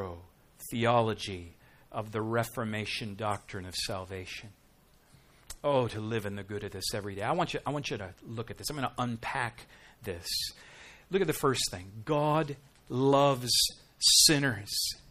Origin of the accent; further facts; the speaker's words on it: Minnesota, United States; now in South Dakota, United States; I'm from Minnesota, I live in South Dakota